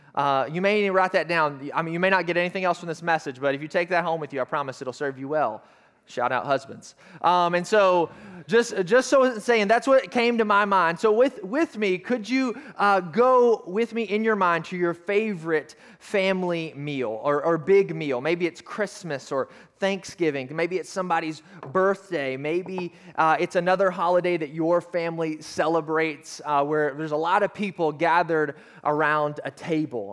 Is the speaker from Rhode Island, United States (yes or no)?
no; Arkansas, United States; I'm from Arkansas